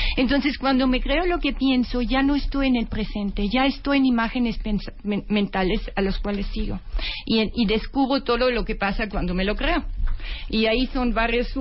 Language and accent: Spanish; Austria; Spanish is a second language; moved away; perdón mi acento porque soy de origen austriaca